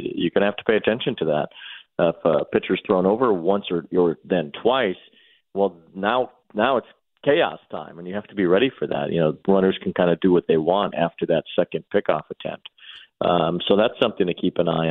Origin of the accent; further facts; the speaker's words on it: Chicago, Illinois, United States; growing up in Chicago